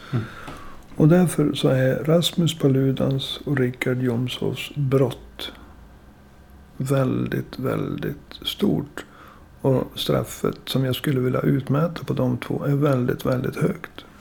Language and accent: Swedish; Umeå, Västerbotten County, Sweden; Jag är ju född och uppvuxen i Umeå